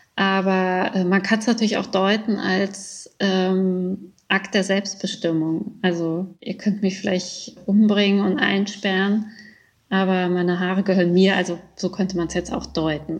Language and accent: German; Germany; moved away as an adult; also born or lived in Iran; now in Graz, Austria; in Deutschland, also ich bin damit groß geworden